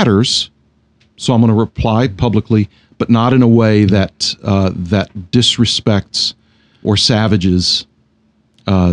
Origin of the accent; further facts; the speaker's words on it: United States; I'm American, so I say schedule.